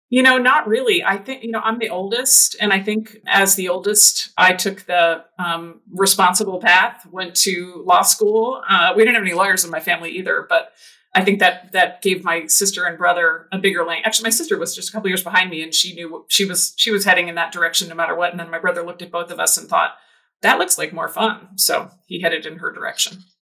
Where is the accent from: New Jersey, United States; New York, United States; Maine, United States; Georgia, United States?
New Jersey, United States; moved away; also born or lived in Michigan; I grew up in New Jersey.